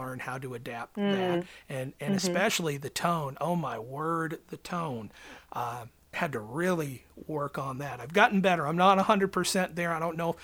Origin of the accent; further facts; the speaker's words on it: New England, United States; now in West Virginia, United States; I'm originally from New England, and where I'm from, we were very brutally honest